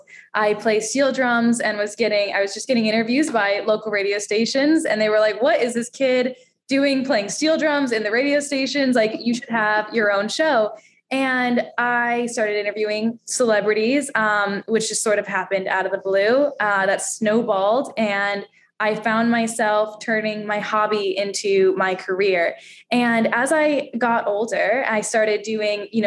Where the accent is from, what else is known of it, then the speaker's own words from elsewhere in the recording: Daytona Beach, Florida, United States; moved away as an adult; now in New York, United States; I grew up in Daytona Beach, Florida